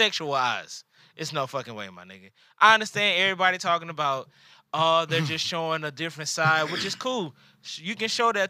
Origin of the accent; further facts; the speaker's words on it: the South, United States; I'm from the South, my nigga.